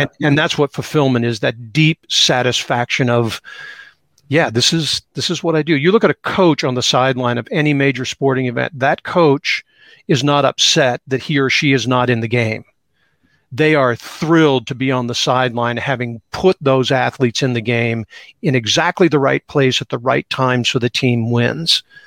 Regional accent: Seattle, Washington, United States; growing up in Seattle

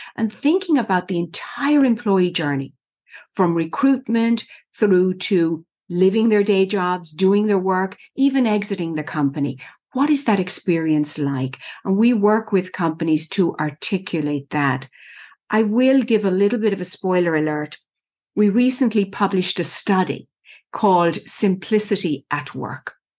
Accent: Ireland; moved away as an adult; now in United States; I was born and raised in Ireland, went to college there. The eldest of six children grew up in the middle of the country on a farm, dairy farm.

